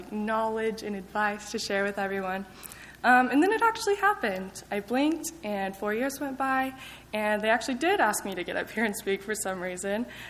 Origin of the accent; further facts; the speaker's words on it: Lubbock, Texas, United States; I grew up in Lubbock